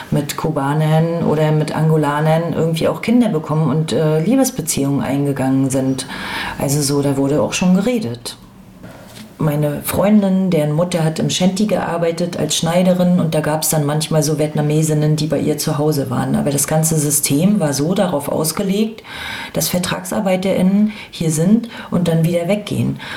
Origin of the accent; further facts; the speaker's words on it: Rostock, Mecklenburg-Vorpommern, Germany; ich bin ja in Lichtenhagen groß geworden, wir hatten auch Jugendclubs